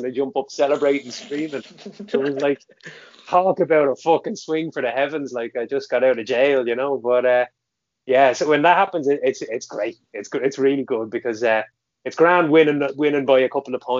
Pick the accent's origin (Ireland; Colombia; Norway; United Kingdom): Ireland; County Meath, Leinster; I'm from County Meath, I'm from Ritholt in Meath